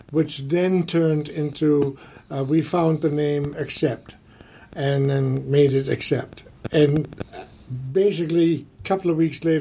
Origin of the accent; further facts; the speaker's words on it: Germany; English is a second language; moved away as an adult; now in United States; I was pretty green when I came over from Germany. I I came over the first time in '79, invited by Don Dokken